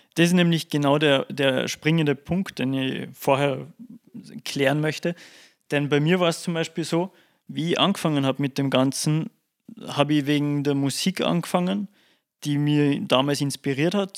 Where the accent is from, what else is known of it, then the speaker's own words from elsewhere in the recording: Salzburg, Austria; bei uns in Salzburg